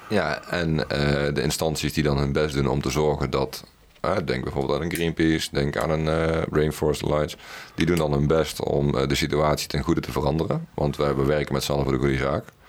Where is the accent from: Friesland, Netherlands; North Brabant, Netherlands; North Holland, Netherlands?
North Brabant, Netherlands; Best; ik ben opgegroeid in Best.